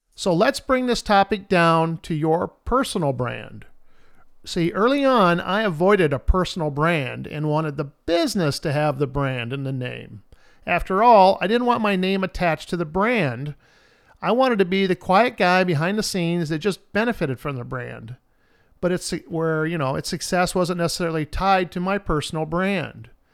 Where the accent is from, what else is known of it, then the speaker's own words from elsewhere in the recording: Independence, Iowa, United States; My hometown of Independence, Iowa